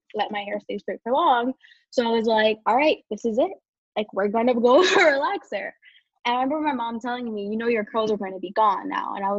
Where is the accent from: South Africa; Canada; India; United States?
United States; New York City, New York; moved away as an adult; now in Pisa, Italy; I'm from Brooklyn, New York, but I'm currently residing in Pisa, Italy